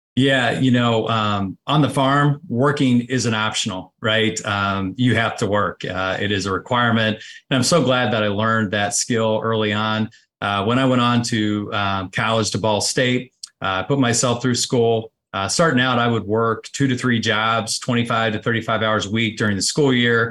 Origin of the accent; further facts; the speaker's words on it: Connersville, Indiana, United States; I grew up, uh, about sixty-five miles, uh, southeast of, uh, Indianapolis, uh, a small community called Connorsville, Indiana